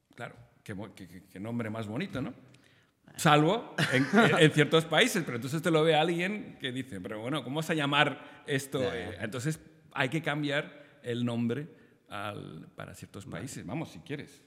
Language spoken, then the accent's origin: Spanish; Spain; en Argentina todos los españoles somos gallegos